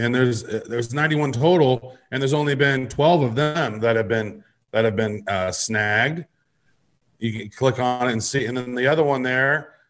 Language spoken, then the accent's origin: English; Midwest, United States; I grew up in the Midwest. There is no hockey that takes place in my area.